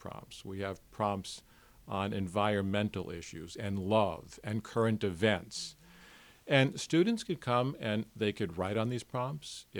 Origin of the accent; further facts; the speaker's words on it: New York City, New York, United States; growing up in New York City and being a teenager in New York City in the 1960s